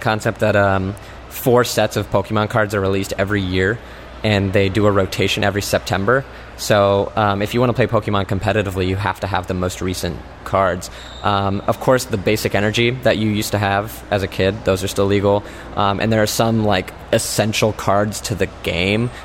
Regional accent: Indianapolis, Indiana, United States; I'm from Indianapolis, Indiana

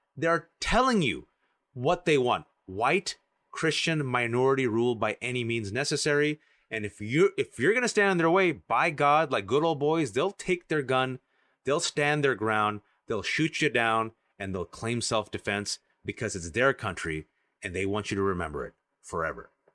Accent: California, United States; I'm from California

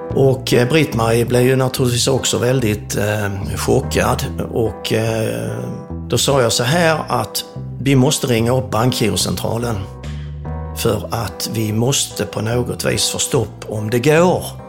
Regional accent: Sweden; som svensk

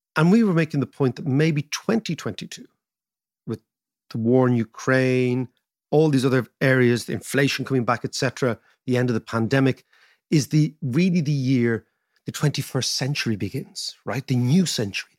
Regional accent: Ireland; being Irish

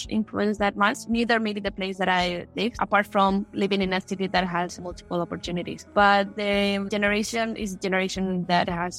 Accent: Madrid, Community of Madrid, Spain; also born or lived in Wisconsin; I grew up in Madrid, Spain

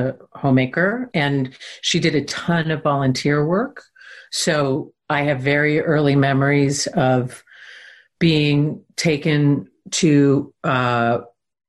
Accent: Southeastern Pennsylvania, United States; moved away; also born or lived in Los Angeles, California; I grew up in Pennsylvania in the woods, in the country

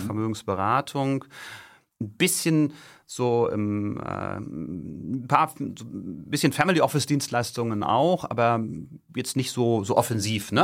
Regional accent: Stade, Lower Saxony, Germany; moved away as an adult; ich bin in Niedersachsen äh, groß geworden, südlich von Hamburg, in Stade

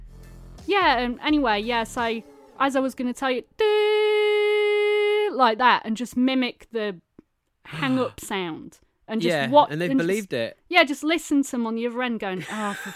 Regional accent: Cleethorpes, Yorkshire and the Humber, United Kingdom; I'm from Cleethorpes, like from near there.

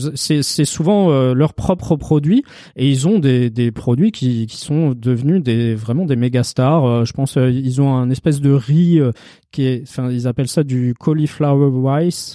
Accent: Paris, Île-de-France, France; Chez nous, à Paris

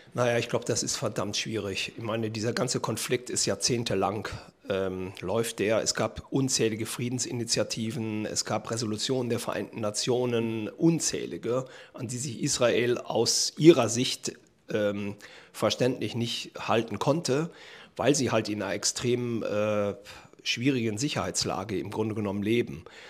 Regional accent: Germany; als Deutsche

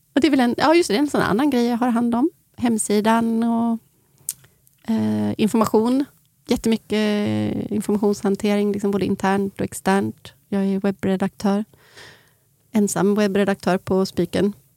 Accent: Sweden; jag är svensk

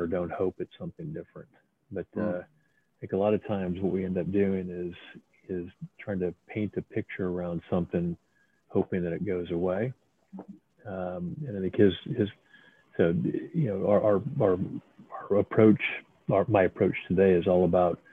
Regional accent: United States; moved away as an adult; now in United Kingdom; I'm actually American, as you can tell by my clever accent, but I'm based in the UK right now

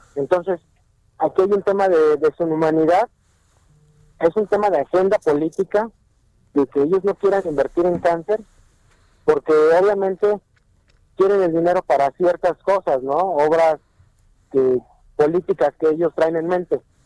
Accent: Mexico; nosotros tenemos como mexicanos

